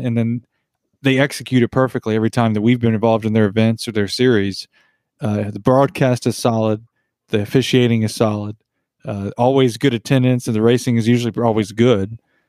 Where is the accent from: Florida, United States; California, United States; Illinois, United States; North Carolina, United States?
North Carolina, United States; Western; Well, we weren't born there, but we were raised there. No, Western North Carolina.